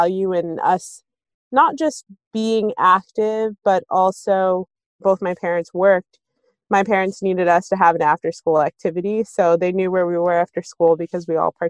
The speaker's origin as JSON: {"language": "English", "town": "Maplewood", "region": "New Jersey", "country": "United States", "tie": "born or raised there", "said": "So we moved to Maplewood when I was super young, and growing up as a kid who, you know, observed hijab from the age of 12 and being one of the only Muslim families, I always felt like a sense of belonging in our town."}